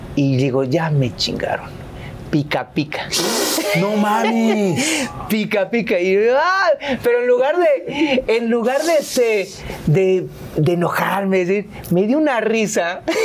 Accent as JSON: {"language": "Spanish", "region": "Veracruz", "country": "Mexico", "also_born_or_lived": "Poza Rica", "moved": "as an adult", "said": "soy jarocho"}